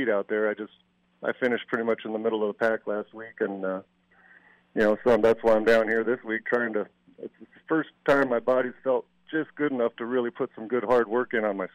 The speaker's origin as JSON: {"language": "English", "region": "Colorado", "country": "United States", "tie": "born or raised there", "said": "I'm born and raised in Colorado"}